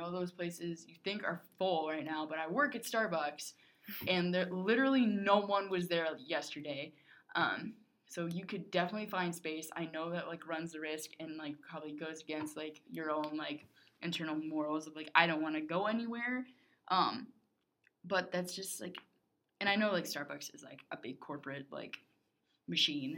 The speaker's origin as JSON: {"language": "English", "country": "United States", "said": "as an American"}